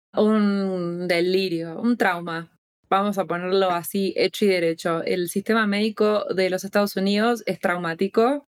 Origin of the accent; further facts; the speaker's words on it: Argentina; now in United States; como argentina